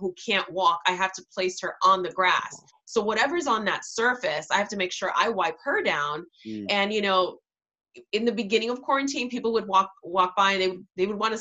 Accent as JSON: {"language": "English", "town": "New York City", "region": "New York", "country": "United States", "tie": "born or raised there", "moved": "yes", "said": "I'm from Queens and my hospital growing up was Elmhurst Hospital."}